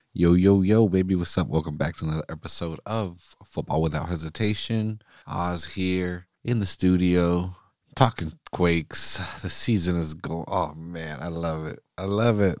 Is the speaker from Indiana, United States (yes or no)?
no; Salinas, California, United States; I'm, I'm recording right now in Salinas